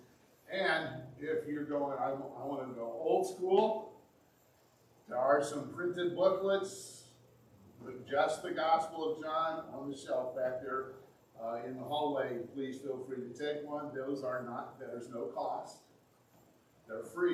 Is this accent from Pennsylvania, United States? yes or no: no; Indiana, United States; now in Michigan, United States; My home state of Indiana, a wonderful place to be from.